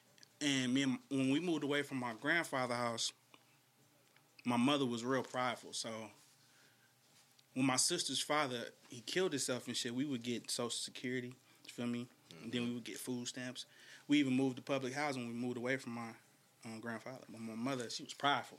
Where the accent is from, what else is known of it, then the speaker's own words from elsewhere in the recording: Shreveport, Louisiana, United States; now in Bay Area, United States; I grew up in the South